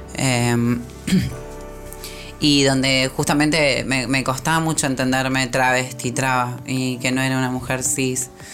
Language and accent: Spanish; Rosario, Santa Fe, Argentina; yo allá cuando era chica en Rosario